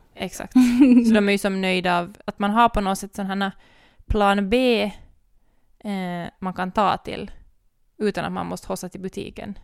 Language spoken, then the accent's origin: Swedish; Ekenäs, Uusimaa, Finland; vi kom från Ekenäs